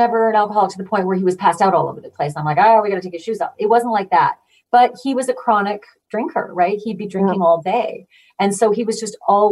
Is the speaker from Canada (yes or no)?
yes; Manitoba, Canada; now in Connecticut, United States; I grew up in Manitoba